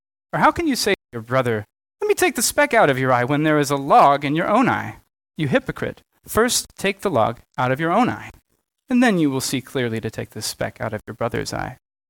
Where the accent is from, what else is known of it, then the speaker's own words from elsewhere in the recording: Southern United States, United States; Don't worry, I'm from the South, so I also get to talk about politeness culture.